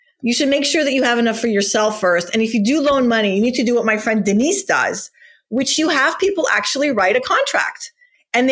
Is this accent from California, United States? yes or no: yes; Whittier, Newport Beach, California, United States; also born or lived in Iran; we moved from Whittier, California to Newport Beach, California, when I was in sixth grade